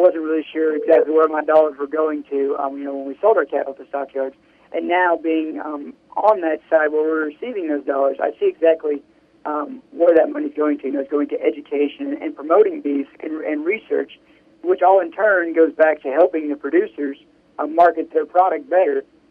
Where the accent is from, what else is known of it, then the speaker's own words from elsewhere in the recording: Miller, Missouri, United States; I'm from Miller, Missouri, down in Southwest. I grew up on a beef production farm down there